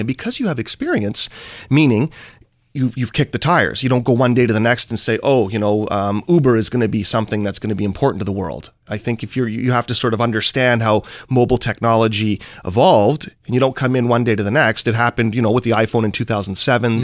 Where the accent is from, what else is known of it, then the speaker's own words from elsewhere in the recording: Vancouver, British Columbia, Canada; I'm from Vancouver, Canada, and what software is to Seattle is what, let's say, energy, commodities, natural resources are to Vancouver, Canada